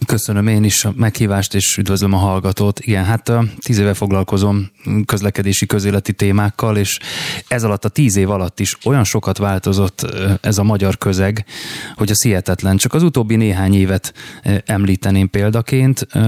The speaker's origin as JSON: {"language": "Hungarian", "region": "Budapest", "country": "Hungary", "said": "Én budapesti vagyok"}